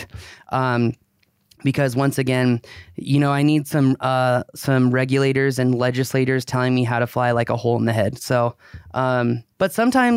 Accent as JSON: {"language": "English", "country": "United States", "said": "I'm an American libertarian"}